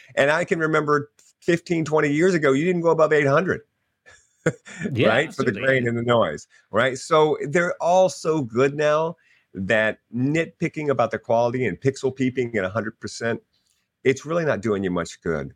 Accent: Louisiana, United States; I'm a Cajun because I grew up in Louisiana

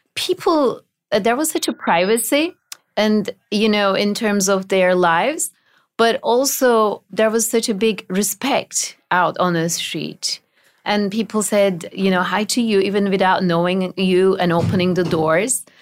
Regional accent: Turkey; moved away as an adult; now in United States; my childhood in Turkey was a little different than other Turkish children

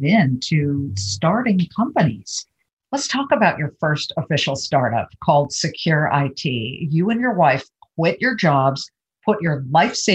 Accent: Los Angeles, California, United States; moved away as an adult; also born or lived in Columbus, Ohio; I grew up in Los Angeles

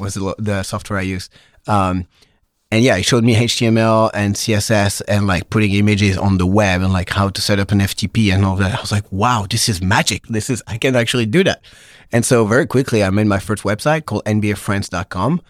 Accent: Pau, Nouvelle-Aquitaine, France; moved away as an adult; also born or lived in Paris, France; now in San Francisco, United States; Po, the southwest of France

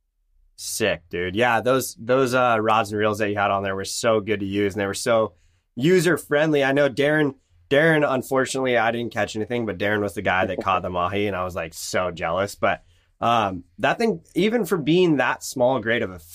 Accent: San Diego, California, United States; I am from San Diego

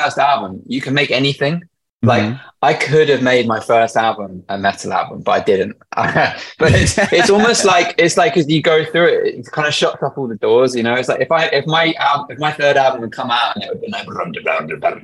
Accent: Northampton, East Midlands, United Kingdom; Born and raised in Northampton, England. Yeah. I was born in a little village called Chapel Brampton, which was honestly quite a lovely place to grow

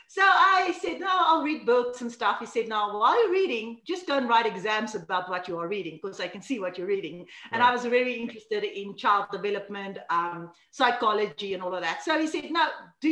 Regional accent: South Africa; from South Africa, way here in Africa. I grew up here. I actually stay still in the hometown that I grew up

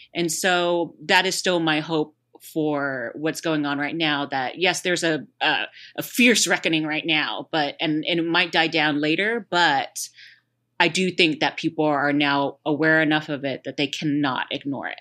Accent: Houston, Texas, United States; there was one in Houston too, so it's kinda like my hometown

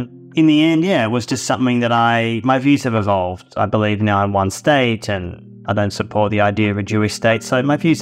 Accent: Australia; I grew up in Australia in the 1970s

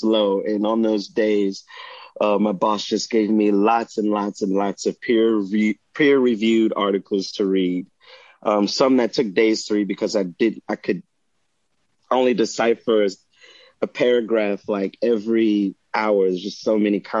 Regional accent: Hillaryville, Louisiana, United States; also born or lived in New Orleans, Louisiana / Bloomington, Indiana; my hometown, Hillaryville

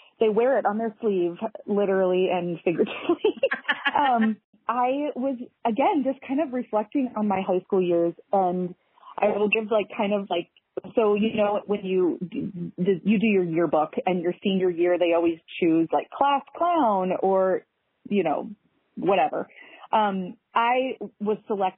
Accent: St. Louis, Missouri, United States; moved away as an adult; also born or lived in Overland Park, Kansas / Savannah, Georgia; now in Minneapolis, United States; I grew up in St. Louis, Missouri

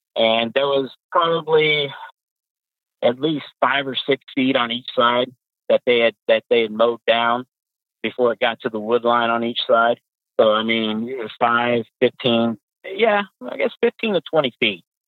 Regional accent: Pasadena, Texas, United States; moved away as an adult; now in Fort Wayne, United States; I'm from Texas. I was born and raised in Texas, um, specifically Pasadena.

